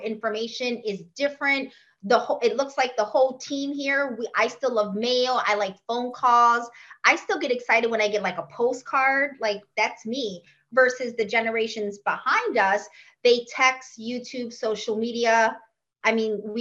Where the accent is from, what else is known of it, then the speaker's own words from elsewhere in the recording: Chicago, Illinois, United States; now in Florida, United States; my hometown of Chicago. That's where I was born and raised. I currently live in Florida